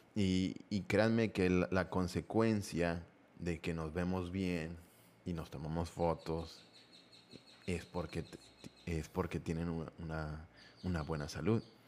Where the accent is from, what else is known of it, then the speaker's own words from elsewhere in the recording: Mexico; somos muy fiesteros aquí en este, en este país